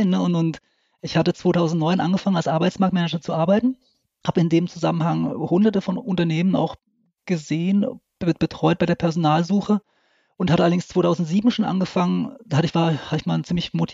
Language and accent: German; Lörrach, Baden-Württemberg, Germany; Ich komme aus Südwestdeutschland, also aus Lörrach. Das ist direkt an der Schweizer und französischen Grenze.